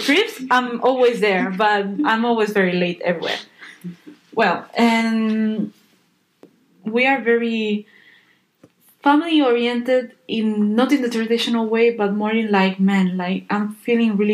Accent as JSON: {"language": "English", "country": "Spain", "second_language": "English", "moved": "as an adult"}